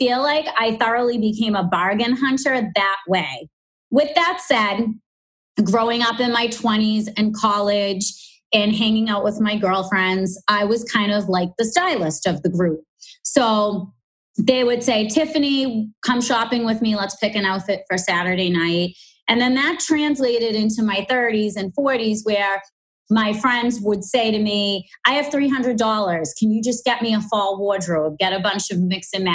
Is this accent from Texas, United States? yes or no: no; Boston, Massachusetts, United States; accent: strong Boston; I do have a strong Boston accent